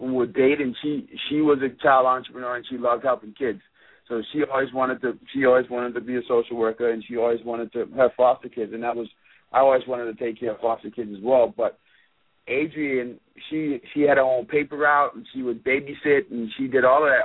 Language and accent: English; Bahamas; moved away; also born or lived in Florida; I grew up in the Bahamas